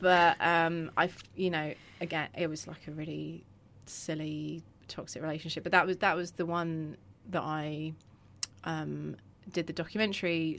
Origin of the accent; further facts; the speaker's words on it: Croydon, London, United Kingdom; also born or lived in Purley; I grew up in Croydon